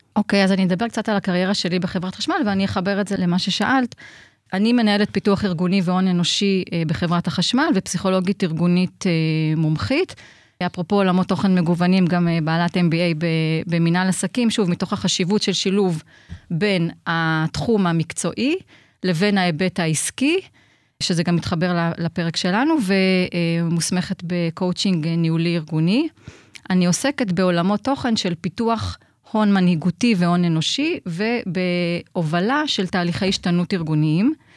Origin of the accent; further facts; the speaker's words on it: Haifa, Haifa District, Israel; also born or lived in Nigeria; אני חיפאית אה, כל חיי, אה, חוץ מארבע שנים בילדות שבהן גדלתי בניגריה.